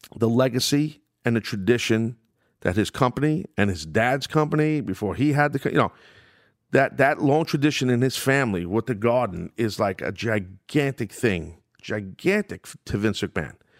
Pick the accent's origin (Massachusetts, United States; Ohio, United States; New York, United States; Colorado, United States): New York, United States; my hometown of New York